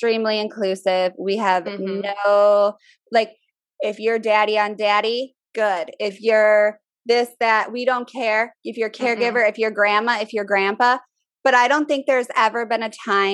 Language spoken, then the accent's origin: English; Minnesota, United States; moved away as an adult; now in Richmond, United States; I'm from Minnesota. People are a lot more open with this stuff where I'm from. Now I'm in the South. Richmond is considered the South